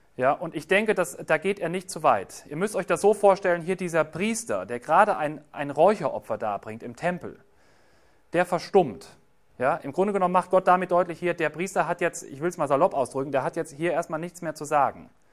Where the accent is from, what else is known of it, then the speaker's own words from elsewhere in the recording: Germany; bei uns in Deutschland